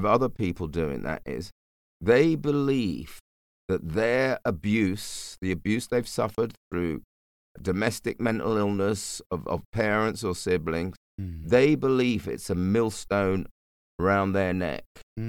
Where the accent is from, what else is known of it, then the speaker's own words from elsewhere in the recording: London, United Kingdom; I grew up in the bush.